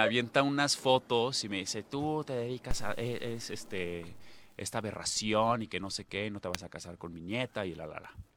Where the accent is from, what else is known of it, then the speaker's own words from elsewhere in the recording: Guadalajara, Jalisco, Mexico; Yo soy de Guadalajara, Jalisco